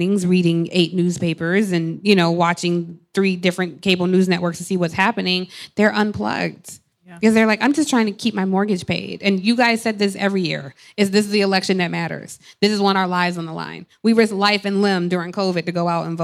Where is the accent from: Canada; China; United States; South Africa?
United States; Atlanta, Georgia; I grew up in Atlanta